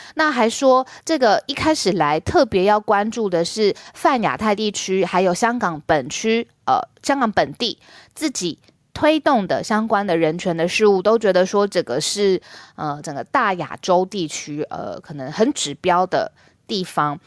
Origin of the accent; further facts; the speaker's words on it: Taiwan; 我自己身为台湾人